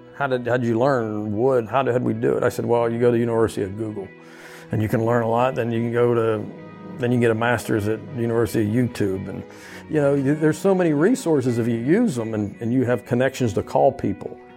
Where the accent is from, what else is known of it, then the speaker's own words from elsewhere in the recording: Uniontown, Pennsylvania, United States; now in Louisiana, United States; here I am from Uniontown, Pennsylvania